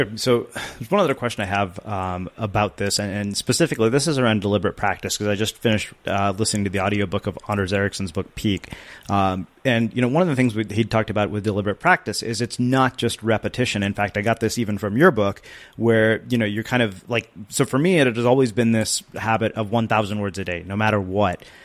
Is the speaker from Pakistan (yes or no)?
no; India; being Indian